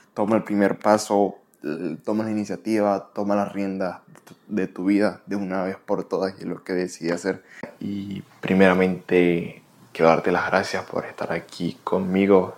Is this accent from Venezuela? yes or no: yes; Venezuela; moved away as an adult; now in United States; soy de Venezuela, tengo 22, casi 23 años. Tengo viviendo en Estados Unidos aproximadamente ya casi tres años